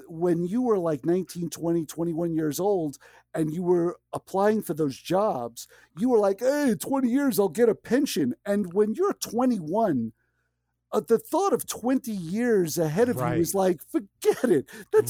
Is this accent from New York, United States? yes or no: yes; New York City, New York, United States; now in Connecticut, United States; I grew up in Marine Park